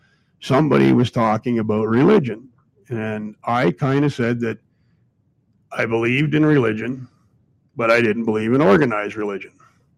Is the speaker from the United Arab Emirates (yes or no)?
no; Ireland; I'm Irish, fella, so, you know, a lot of things come into me as related to the Irishman.